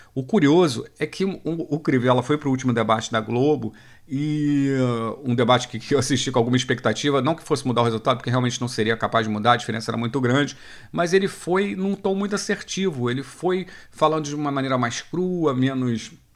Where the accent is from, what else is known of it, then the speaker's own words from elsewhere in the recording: Rio de Janeiro, Brazil; eu sou aqui do Rio